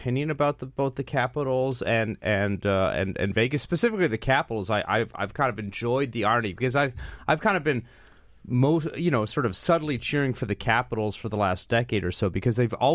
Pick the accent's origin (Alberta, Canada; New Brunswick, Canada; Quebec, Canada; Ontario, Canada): Alberta, Canada; Calgary; I grew up watching the Calgary Flames. That was my hometown team in the late '80s